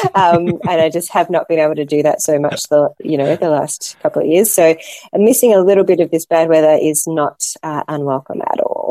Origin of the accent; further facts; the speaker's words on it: Melbourne, Victoria, Australia; also born or lived in Solomon Islands / Cambodia; in Australia or in, in Melbourne, my hometown